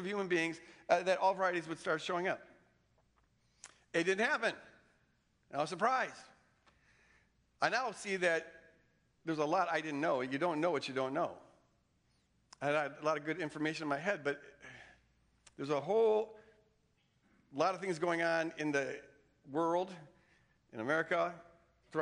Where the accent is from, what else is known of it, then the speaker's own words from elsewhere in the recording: the North, United States; I didn't grow up in the Bible Belt. I grew up in the North